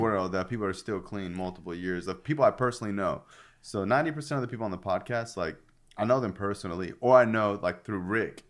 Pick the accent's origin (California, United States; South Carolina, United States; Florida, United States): Florida, United States; I'm from Florida